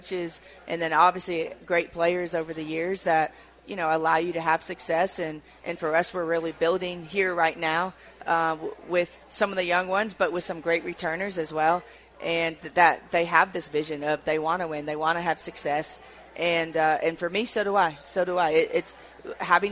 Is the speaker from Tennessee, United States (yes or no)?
yes; Tennessee, United States; now in Boise, United States; I grew up in Tennessee